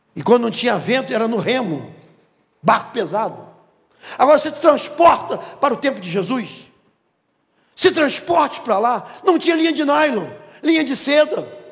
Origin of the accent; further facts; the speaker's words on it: Rio de Janeiro, Brazil; quando eu era garoto, morávamos na Pedra de Guaratiba, ali era uma colônia de pescadores